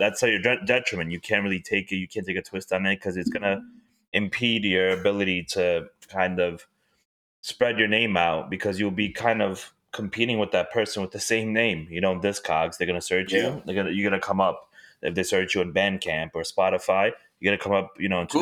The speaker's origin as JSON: {"language": "English", "town": "New York City", "region": "New York", "country": "United States", "said": "I'm from this city"}